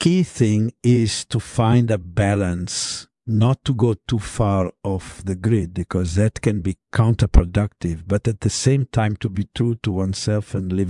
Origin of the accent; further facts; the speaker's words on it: Italy; I was born in Italy in the early 1990s. Grew up in a fairly typical suburban neighborhood